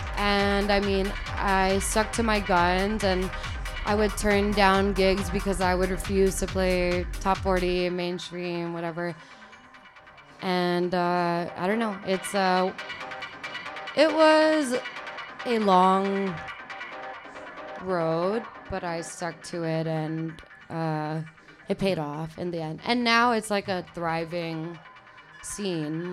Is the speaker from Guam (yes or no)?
yes; Guam; I'm from Guam. Okay. Like born and raised